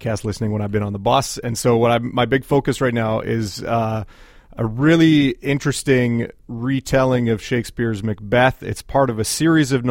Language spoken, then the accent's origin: English; Edmonton, Alberta, Canada; I grew up in Capilano. I spent a lot of time waiting for trains to pass along 50th Street